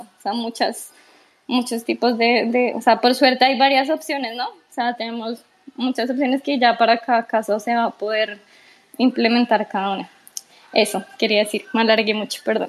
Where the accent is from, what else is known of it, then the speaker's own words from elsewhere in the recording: Colombia; yo soy de Colombia, imagínate en, un país como los nuestros